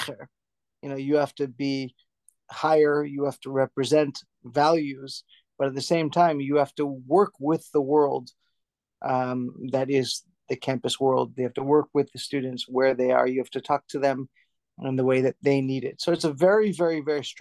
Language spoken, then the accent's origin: English; Providence, Rhode Island, United States; I was born in the Hasidic bastion of Providence, Rhode Island